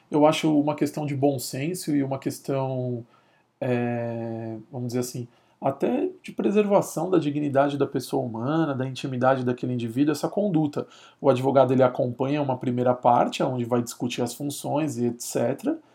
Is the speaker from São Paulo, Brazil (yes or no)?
yes; São Paulo, Brazil; porque eu sou aqui de São Paulo